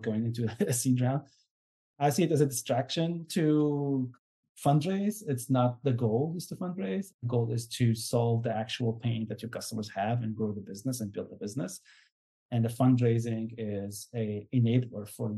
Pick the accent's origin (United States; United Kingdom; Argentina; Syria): Syria; I'm from Syria